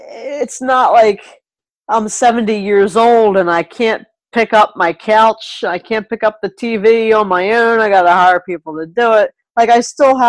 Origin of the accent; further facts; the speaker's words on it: New Jersey, United States; moved away as an adult; now in Michigan, United States; Jersey proud. I'm from Jersey